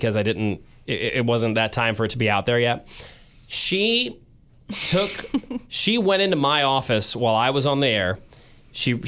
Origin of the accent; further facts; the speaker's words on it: St. Louis, Missouri, United States; I was born and raised in St. Louis